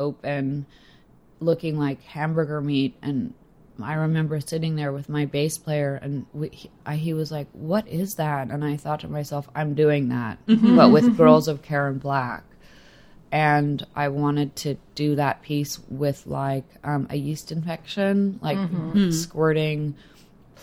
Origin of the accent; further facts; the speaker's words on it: Los Angeles, California, United States; growing up in Los Angeles